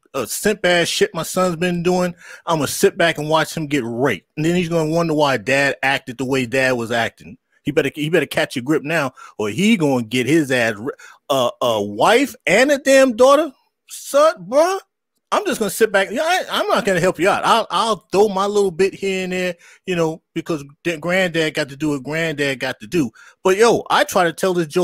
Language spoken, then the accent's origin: English; New York, United States; I grew up in New York